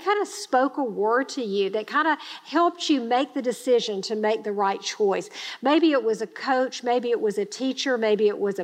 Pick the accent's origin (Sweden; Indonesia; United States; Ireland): United States; Grenada, Mississippi; I grew up in Grenada, Mississippi. It's a small town in Mississippi.